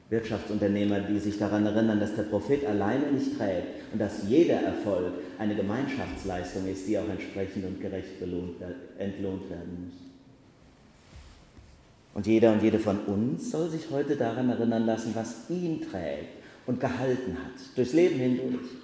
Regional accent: Bacharach, Rhineland-Palatinate, Germany; als ich Jugendfeuerwehrmann war, in meinem Heimatort Bacharach.

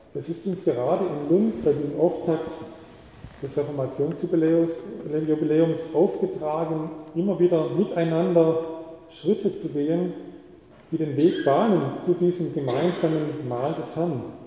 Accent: the South, Southern Germany, Germany; moved away; bei uns im Süden

